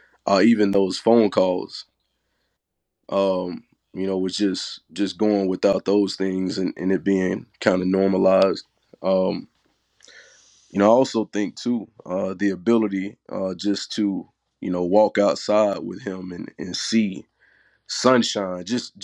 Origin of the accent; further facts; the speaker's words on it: Tupelo, Mississippi, United States; Born and raised in Tupelo, Mississippi.